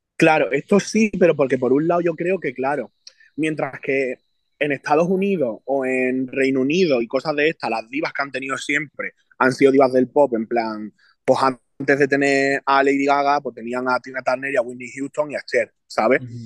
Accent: Jerez de la Frontera, Andalusia, Spain; por mis raíces y porque vengo de Jerez

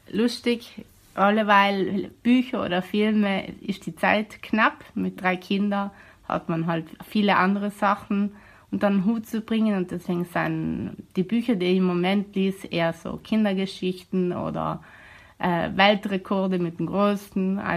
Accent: Bolzano, Trentino-Alto Adige, Italy; Ich komme aus Bozen.

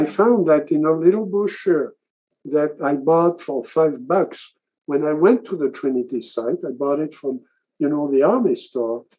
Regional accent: France; I grew up in France

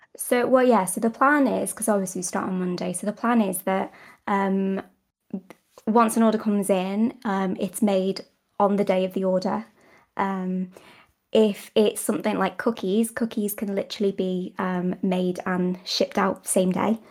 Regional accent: United Kingdom; I'm British

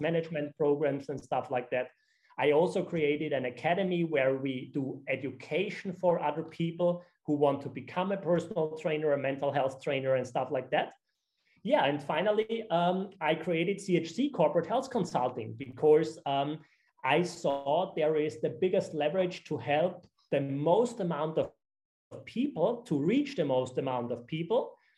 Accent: Austria; now in Sardinia, Italy; I'm originally from Austria

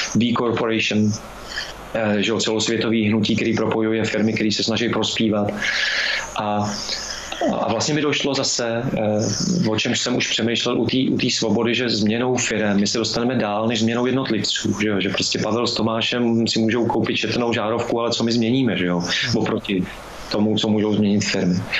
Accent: Lanškroun, Pardubice Region, Czechia; já jsem z Lančkrovna

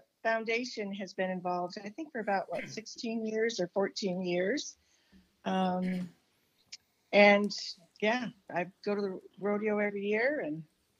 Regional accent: Kittitas Valley, Washington, United States; I'm born and raised in the Valley.

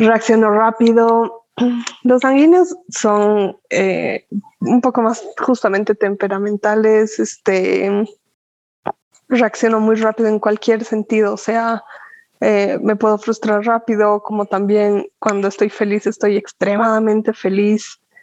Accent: Cochabamba, Bolivia; also born or lived in La Paz; Me considero cochabambina definitivamente porque he vivido toda mi vida aquí, ¿no? me he criado, etcétera, aquí

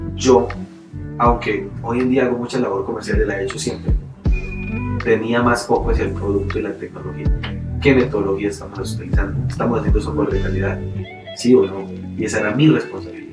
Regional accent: Colombia

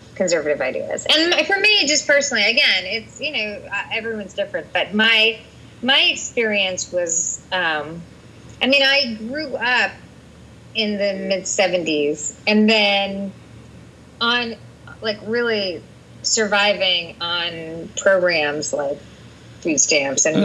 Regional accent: Bedford, Massachusetts, United States; I grew up in Bedford, which was a very middle class town

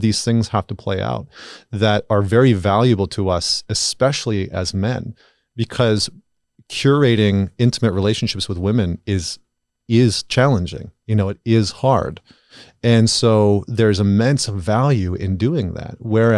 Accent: Canada; I'm Canadian

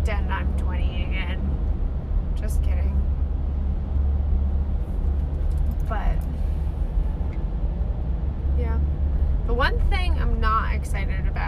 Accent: United States; accent: American; my American accent

